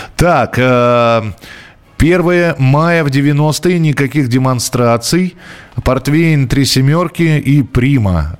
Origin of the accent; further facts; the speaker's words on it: Moscow, Russia; я, например, вырос в Тимирязевском районе